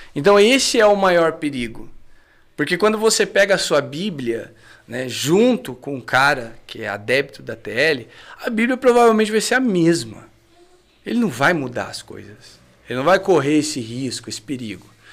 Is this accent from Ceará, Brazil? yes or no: no; Cachoeira Paulista, São Paulo, Brazil; E eu cresci na Canção Nova